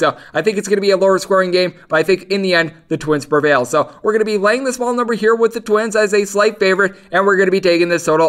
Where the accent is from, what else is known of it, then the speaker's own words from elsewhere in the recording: Wisconsin, United States; accent: Wisconsin; even though I've got my Wisconsin accent